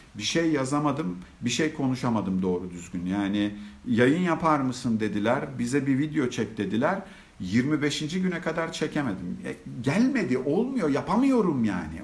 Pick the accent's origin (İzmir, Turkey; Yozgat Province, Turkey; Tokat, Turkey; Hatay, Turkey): Hatay, Turkey; Antakya; now in Istanbul, Turkey; Ben bin dokuz yüz yetmiş dört yılında Hatay, Antakya'da doğdum